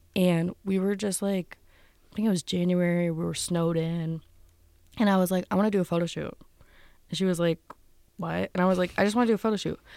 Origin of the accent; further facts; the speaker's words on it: Wilkes-Barre, Pennsylvania, United States; moved away as an adult; now in Pittsburgh, United States; I'm not originally from Pittsburgh. I'm from Wilkes-Barre.